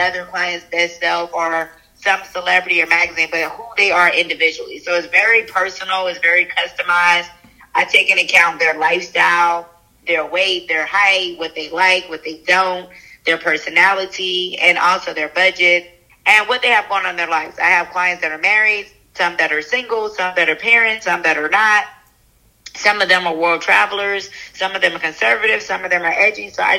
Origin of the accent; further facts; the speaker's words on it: Charleston, United States; also born or lived in Atlanta, Georgia; I was born in Atlanta, grew up in Charleston